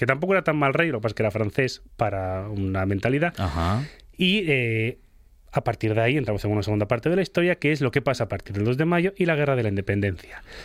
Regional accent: Spain

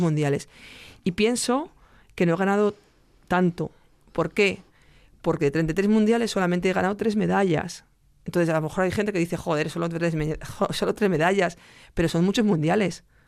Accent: Salamanca, Castile and León, Spain; desde Salamanca

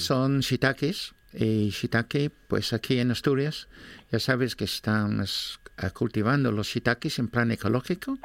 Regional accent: England, United Kingdom; Spanish is a second language; now in Oviedo, Spain; soy inglés

